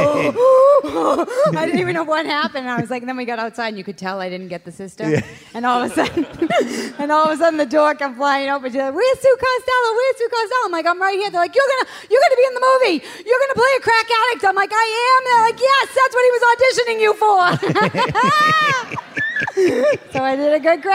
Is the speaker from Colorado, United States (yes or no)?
no; Boston, Massachusetts, United States; I grew up in Savin Hill, Dorchester, Massachusetts, 02125.